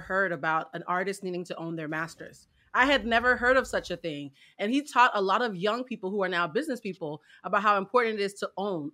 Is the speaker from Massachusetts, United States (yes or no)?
yes; Boston, Massachusetts, United States; as a little girl growing up in Boston